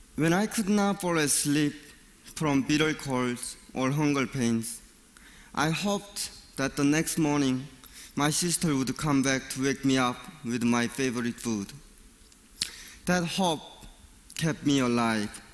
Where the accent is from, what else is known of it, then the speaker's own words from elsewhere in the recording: North Korea; moved away; I was born and raised in North Korea.